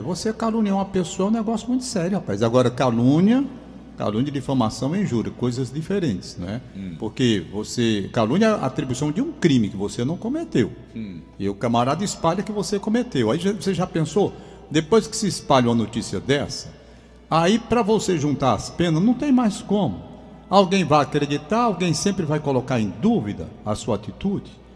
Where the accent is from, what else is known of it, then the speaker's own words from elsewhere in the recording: Fortaleza, Ceará, Brazil; da casa ali onde eu moro, onde nasci, 72 anos morando na mesma casa